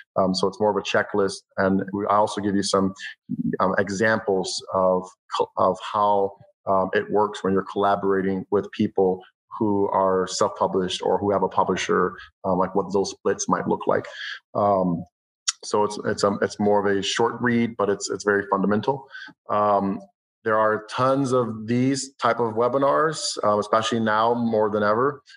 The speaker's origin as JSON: {"language": "English", "town": "Boston", "region": "Massachusetts", "country": "United States", "also_born_or_lived": "Providence, Rhode Island", "said": "I'm a musician and filmmaker from the Boston area"}